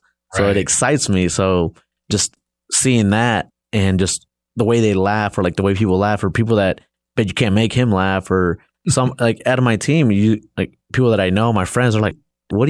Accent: Los Angeles, California, United States; So, you know, growing up, I grew up in a rough neighborhood

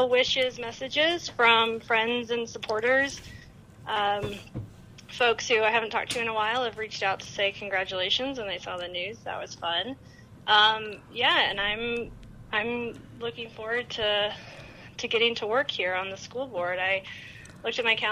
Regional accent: the mountains of North Carolina, United States; moved away as an adult; now in Roaring Fork Valley, United States; I'm from the mountains of North Carolina

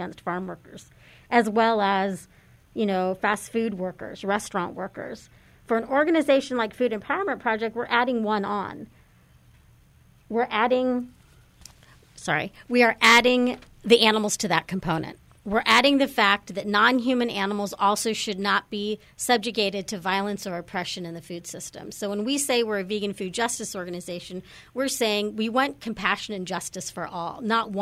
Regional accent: Texas, United States; moved away; I'm actually originally from Texas, and I went vegan in Texas in the 80s.

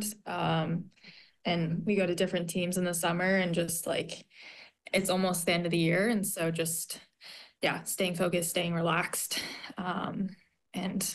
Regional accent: Park City, Utah, United States; also born or lived in Sun Valley, Idaho; I grew up in Park City, like 30 minutes where I live right now.

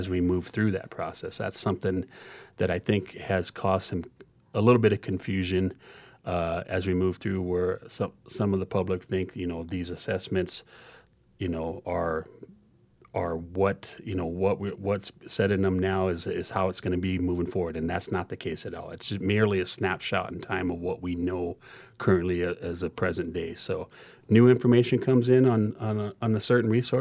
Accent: Pine Ridge Indian Reservation, South Dakota, United States; I'm originally from the Pine Ridge Indian Reservation

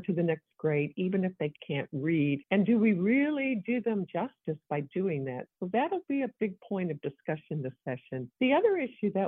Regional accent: Evansville, Indiana, United States; I come from the Evansville area.

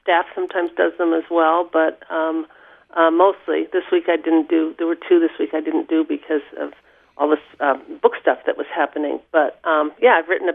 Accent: Long Island, New York, United States; moved away as an adult; also born or lived in Vermont; now in Haines, United States; on Long Island, outside of New York City, and I attended Quaker schools where my mother was a teacher and an administrator

